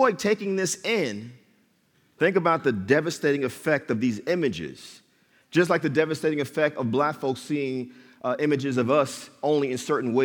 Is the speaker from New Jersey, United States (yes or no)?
yes; Jersey City, New Jersey, United States; I was born and raised in Jersey City, New Jersey